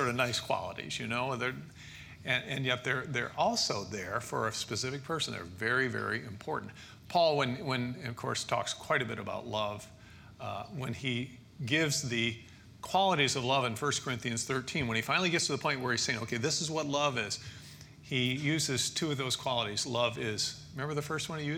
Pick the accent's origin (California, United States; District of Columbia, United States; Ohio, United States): Ohio, United States; Toledo; We grew up in Toledo, Ohio